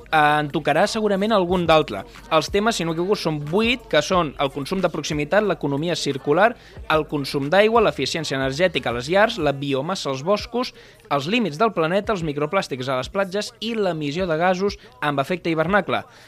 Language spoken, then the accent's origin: Catalan; Province of Tarragona, Catalonia, Spain; som de la província de Tarragona